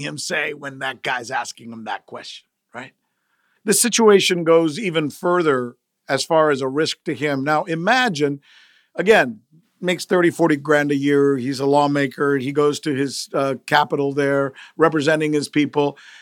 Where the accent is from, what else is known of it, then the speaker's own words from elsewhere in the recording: United States; English is a second language; I'm some Latino dude growing up in the United States